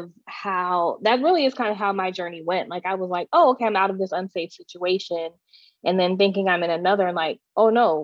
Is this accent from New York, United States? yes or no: no; Texas, United States; I grew up in Texas, the Bible Belt, and was homeschooled